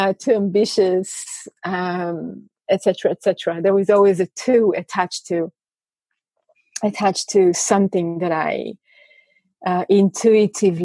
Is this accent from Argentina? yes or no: no; Israel; I come from Israel, and religion in Israel is such a strong component in life